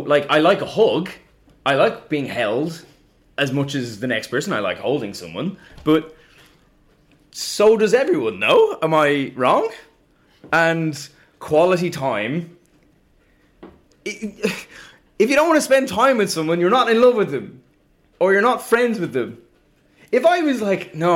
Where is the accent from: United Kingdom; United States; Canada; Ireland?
Ireland; being Irish